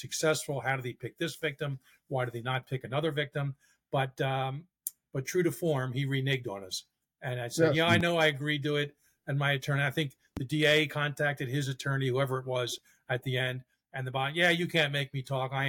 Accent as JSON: {"language": "English", "town": "Philadelphia", "region": "Pennsylvania", "country": "United States", "tie": "born or raised there", "moved": "yes", "said": "back in my hometown"}